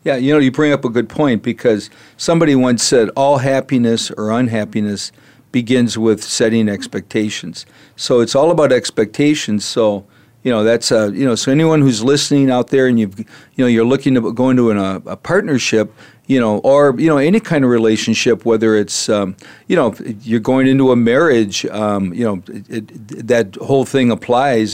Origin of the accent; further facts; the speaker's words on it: Minneapolis, Minnesota, United States; now in Arizona, United States; I'm originally from Minneapolis where it's, you know, much cooler